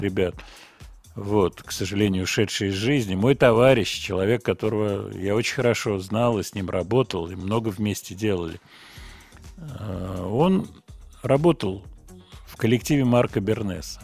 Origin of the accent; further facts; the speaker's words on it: Moscow, Russia; Я родился в Москве, вот мой адрес Гогольский бульвар. Сейчас я живу в районе метро Павелецкая, примерно вот в этом районе, на набережной. Вот, я москвич.